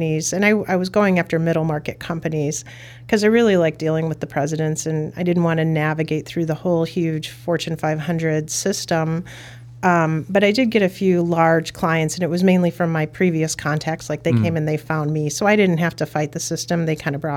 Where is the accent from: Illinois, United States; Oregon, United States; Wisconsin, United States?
Illinois, United States; Chicago; I grew up in Brighton Park, and it was kind of a neat family community